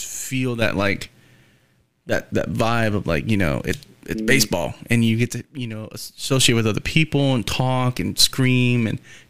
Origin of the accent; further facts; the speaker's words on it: Texas, United States; I'm Texan